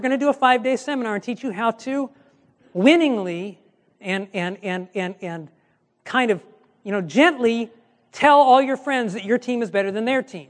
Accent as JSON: {"language": "English", "region": "Michigan", "country": "United States", "said": "I'm from Michigan"}